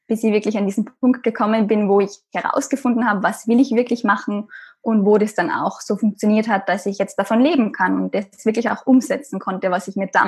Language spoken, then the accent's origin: German; Austria; Matura heißt es bei uns in Österreich. Ich bin, wie man hört, aus Österreich